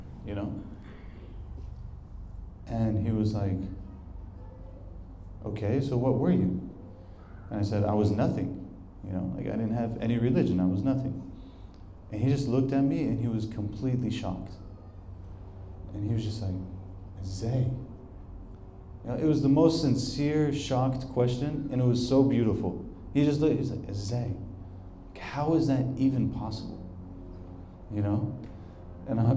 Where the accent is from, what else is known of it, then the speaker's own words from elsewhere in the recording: United States; I'm from America